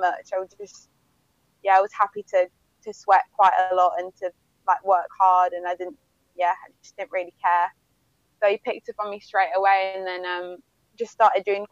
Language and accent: English; France; moved away; also born or lived in Bolton, England; I was born in England, and then from the age of, I was about 18 months, we decided to move to France.